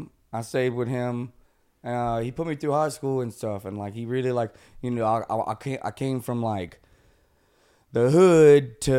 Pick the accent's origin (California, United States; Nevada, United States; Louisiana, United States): Louisiana, United States; Covington; also born or lived in Ponchatoula, Louisiana; Louisiana. All my life. I was born in Covington.